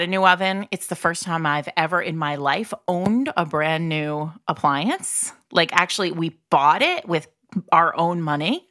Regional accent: New England, United States; I'm from New England

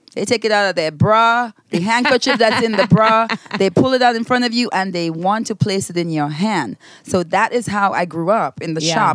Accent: Grenada; now in United States; When I was growing up in Grenada, I never heard the words, the N-word

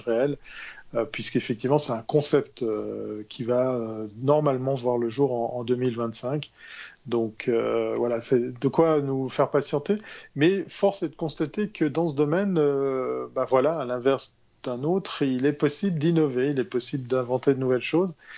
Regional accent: Switzerland; En tant que bon Suisse

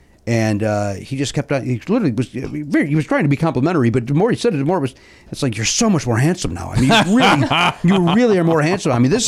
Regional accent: Chicago, Illinois, United States; accent: Chicago; my Chicago accent

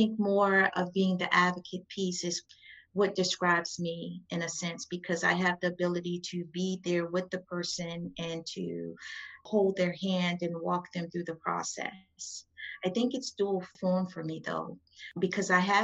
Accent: Oxon Hill, Maryland, United States; also born or lived in New Orleans, Louisiana; I grew up in Prince George's County, Maryland. I'm from Oxon Hill, Maryland, but I was born in New Orleans

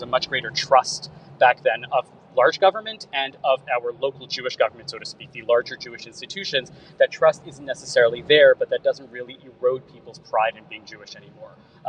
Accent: Canada; also born or lived in Montreal / United States; it's become a lot more nuanced as a Canadian Jew because of all of these various pieces.

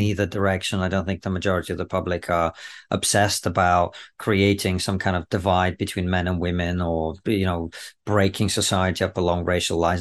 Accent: Russia; now in United Kingdom; growing up in the Soviet Union

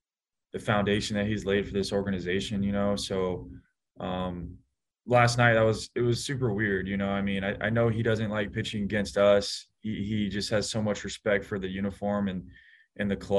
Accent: Atlanta, Georgia, United States; moved away as an adult; now in San Francisco, United States; growing up in Atlanta

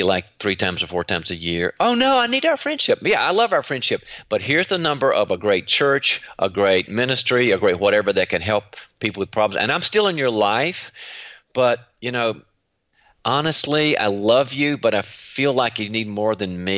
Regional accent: North Carolina, United States; now in Orange County, California, United States; But I was raised in North Carolina, in the South

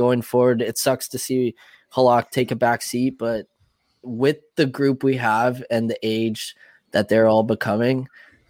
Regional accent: Ontario, Canada; being a Canadian

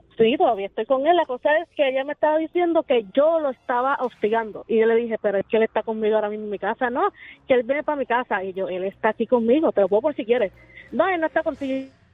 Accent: Venezuela; moved away as an adult; now in Tampa, United States; Nosotros somos de Venezuela

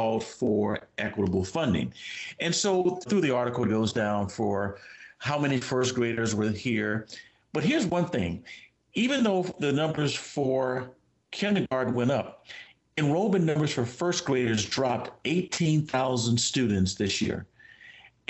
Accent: California, United States; moved away; my home state where I grew up, California

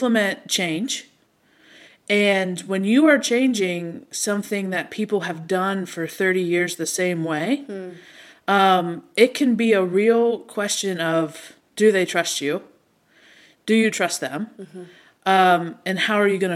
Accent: Pittsburgh, Pennsylvania, United States; I am from Pittsburgh.

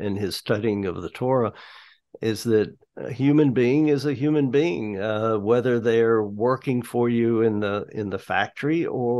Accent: High Point, North Carolina, United States; now in Greensboro, United States; I grew up in High Point, and I moved to Greensboro later on after I was married

